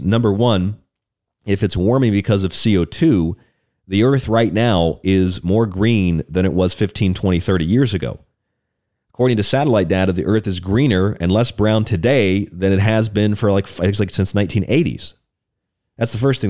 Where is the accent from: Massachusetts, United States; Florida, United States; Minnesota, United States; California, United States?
Florida, United States; Orlando; also born or lived in Morgantown, West Virginia; now in Tucson, United States; down in Florida, my home state in Orlando, where I lived a lot of, lot of years